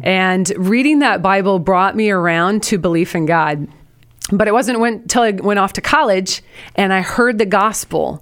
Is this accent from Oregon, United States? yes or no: yes; Portland, Oregon, United States; now in Houston, United States; from, uh, the Pacific Northwest. I'm from Portland, Oregon